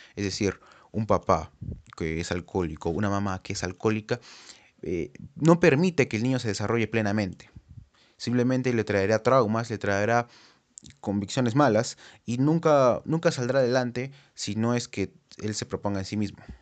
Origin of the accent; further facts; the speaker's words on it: Peru; como sociedad peruana